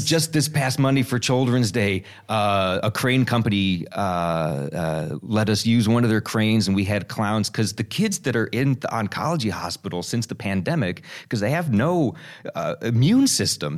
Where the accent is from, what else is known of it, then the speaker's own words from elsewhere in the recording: United States; being an American